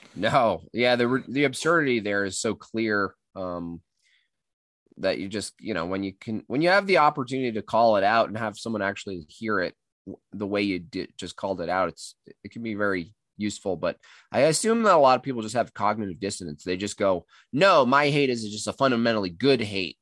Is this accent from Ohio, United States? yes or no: no; Catskill Mountains, New York, United States; now in Colorado, United States; I grew up in the Catskill Mountains.